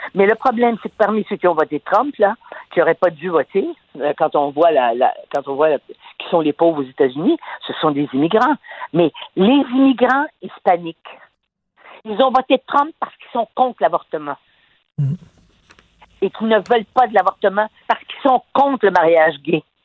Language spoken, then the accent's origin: French; Quebec, Canada; chez nous, au Québec